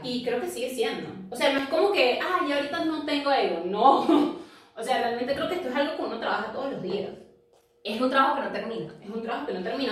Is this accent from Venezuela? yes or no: yes; Venezuela; moved away as an adult; now in Lima, Peru; nosotras somos venezolanas, pero vivimos actualmente en Lima, Perú